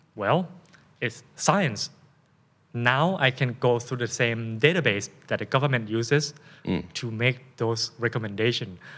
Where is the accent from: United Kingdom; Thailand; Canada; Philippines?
Thailand; accent: Thai; first language Thai; English is a second language; my first language is of course Thai, right, and then English